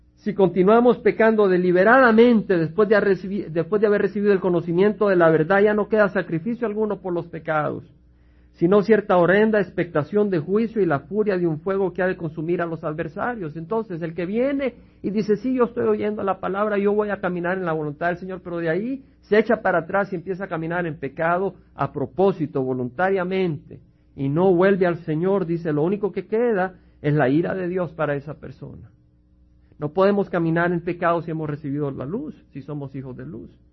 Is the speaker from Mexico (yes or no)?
no; El Salvador; now in United States; Su servidor viene del Salvador, donde hemos visto la guerra civil, la sangre y la destrucción que causó